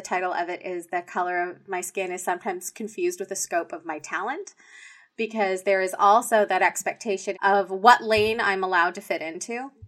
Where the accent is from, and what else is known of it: Canada